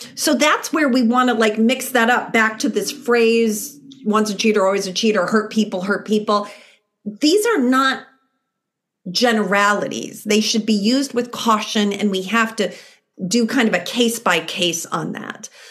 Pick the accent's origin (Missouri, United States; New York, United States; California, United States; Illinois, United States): Illinois, United States; Chicago; moved away; I'm from Chicago originally